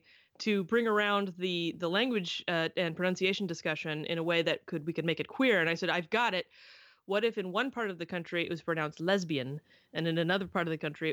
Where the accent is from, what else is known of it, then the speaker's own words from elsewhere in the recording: the South, United States; now in Pacific Northwest, United States; I grew up in the South